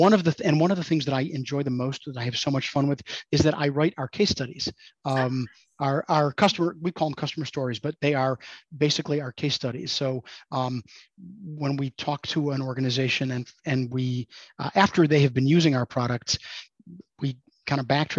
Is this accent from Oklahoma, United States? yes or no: no; Chicago, Illinois, United States; moved away as an adult; now in St. Louis, United States; I grew up in Chicago, but I moved to St. Louis to go to college, and I ended up just staying here.